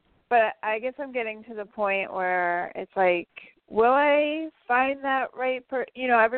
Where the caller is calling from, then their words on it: Albany, New York, United States; from Albany, New York.